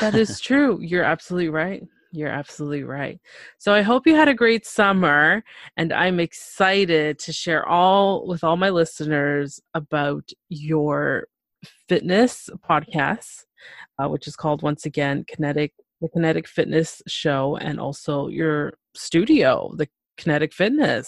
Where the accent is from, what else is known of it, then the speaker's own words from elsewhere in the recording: Toronto, Ontario, Canada; I'm from Toronto, Canada